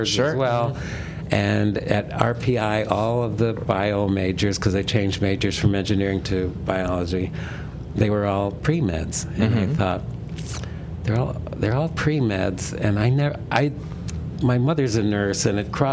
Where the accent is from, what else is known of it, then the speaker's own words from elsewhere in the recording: Dunkirk, New York, United States; also born or lived in Boston; I'm from Dunkirk, born and raised in Dunkirk, New York